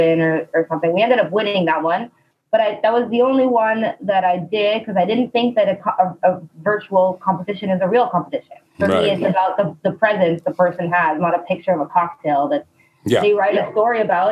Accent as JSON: {"language": "English", "town": "Laval", "region": "Quebec", "country": "Canada", "tie": "born or raised there", "lives_now": "Montreal, Canada", "said": "I grew up in Laval"}